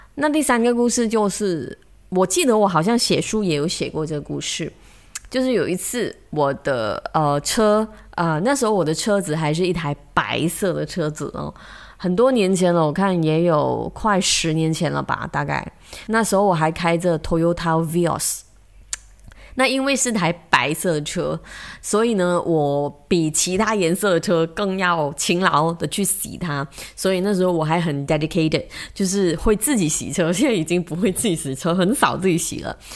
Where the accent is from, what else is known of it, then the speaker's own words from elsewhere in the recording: Malaysia; 我们马来西亚人说很 big tech